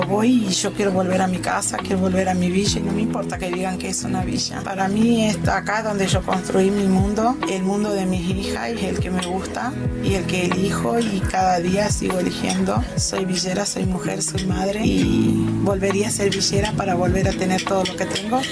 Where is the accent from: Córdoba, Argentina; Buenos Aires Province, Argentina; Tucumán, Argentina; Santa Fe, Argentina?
Tucumán, Argentina; moved away; me crié en Tucumán